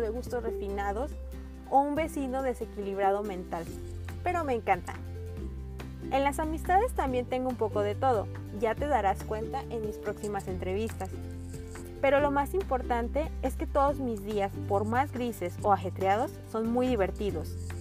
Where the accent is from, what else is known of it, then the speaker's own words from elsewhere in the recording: Guadalajara, Jalisco, Mexico; moved away as an adult; now in Puerto Vallarta, Mexico; Soy tapatía, aunque el destino me trajo a Puerto Vallarta ya hace más de 10 años